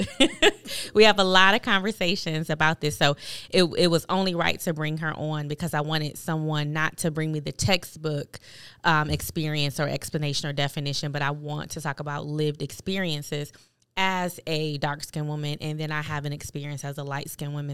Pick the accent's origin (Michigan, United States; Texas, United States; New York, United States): New York, United States; Buffalo; as a kid, um, growing up in Buffalo, New York